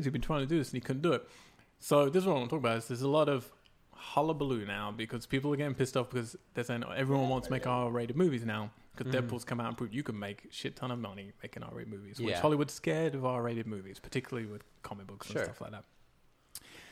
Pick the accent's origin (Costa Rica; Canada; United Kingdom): United Kingdom; England; now in United States; growing up in England